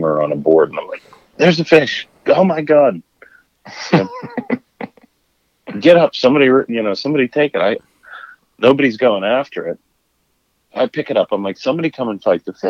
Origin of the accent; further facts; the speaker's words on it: Pittsburgh, Pennsylvania, United States; moved away; we're both from Pittsburgh.